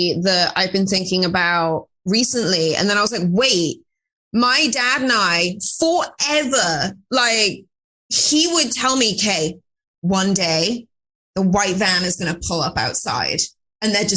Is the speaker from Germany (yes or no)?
no; Wales, United Kingdom; now in United States; I'm from Wales